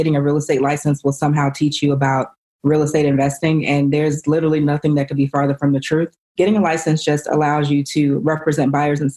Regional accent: Chicago, Illinois, United States; I'm from Chicago.

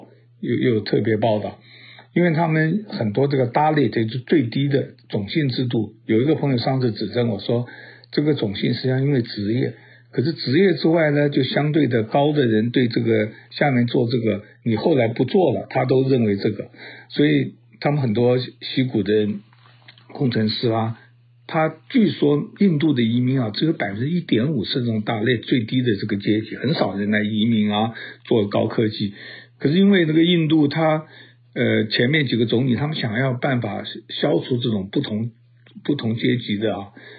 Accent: China; 我们中国人呢就觉得戴口罩一定怎么样

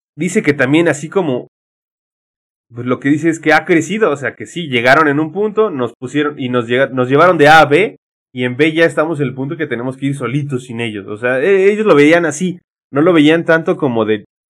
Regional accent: Mexico; no somos ni aztecas nosotros, ni somos españoles, somos mexicanos

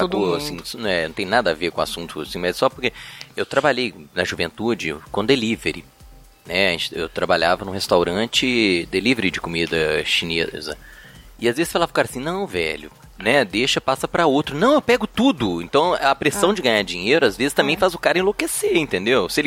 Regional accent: Belo Horizonte, Minas Gerais, Brazil; eu sou né, de Belo Horizonte, então eu circulo por né, Belo Horizonte, contagem.

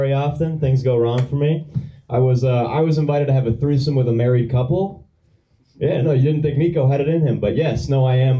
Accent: Boston, Massachusetts, United States; I'm from Boston.

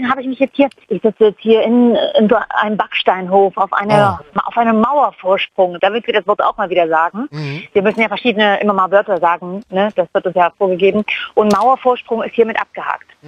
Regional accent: East Germany, Germany; Ich komme ja aus dem Osten, aus der Schwanzgegend, Thunderdome

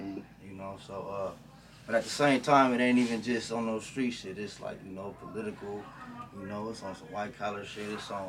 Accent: Los Angeles, California, United States; I was born and raised on this West Coast shit. But yeah, grew up on the West Coast. Grew up on the east side of South Central in Watts.

